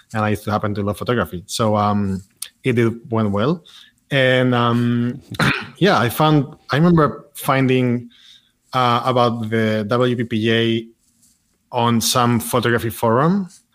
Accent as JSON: {"language": "English", "town": "Madrid", "region": "Community of Madrid", "country": "Spain", "tie": "born or raised there", "moved": "as an adult", "lives_now": "Barcelona, Spain", "said": "I grew up in Madrid"}